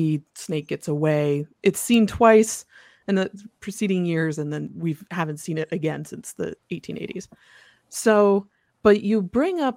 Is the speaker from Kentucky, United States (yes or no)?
no; Mishawaka, Indiana, United States; I grew up in Northern Indiana in a town called Mishawaka